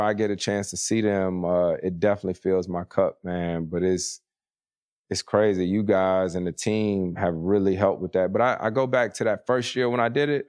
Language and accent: English; Winston-Salem, North Carolina, United States; moved away; triple A team in my hometown, the Winston-Salem Dash.